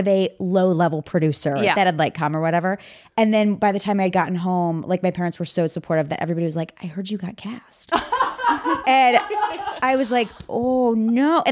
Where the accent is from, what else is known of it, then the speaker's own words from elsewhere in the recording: Nebraska, United States; I'm from Nebraska